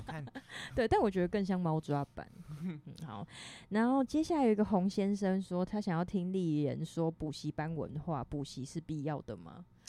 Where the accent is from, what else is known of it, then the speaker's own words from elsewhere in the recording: Fengshan, Kaohsiung, Taiwan; 同样身为凤山人，想要立言介绍一下我们凤山的，我们的家乡